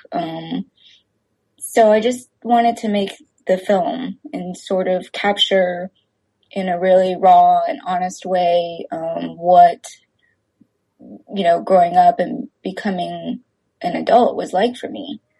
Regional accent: Texas, United States; I grew up in Texas uh, with very few other Asian friends

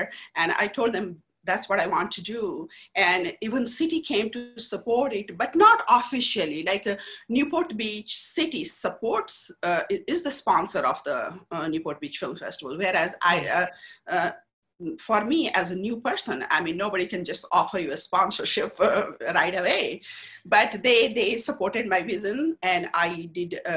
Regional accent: India; now in United States; I'm from India. Very techie people.

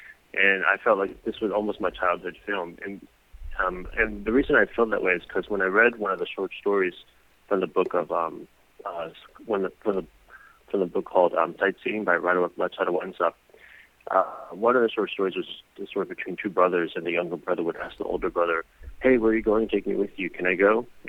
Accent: Texas, United States; moved away as an adult; now in Korea; friends that I grew up with in Texas.

